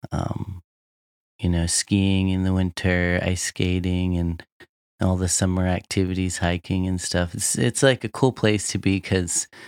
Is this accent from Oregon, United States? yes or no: no; Anchorage, Alaska, United States; born or raised there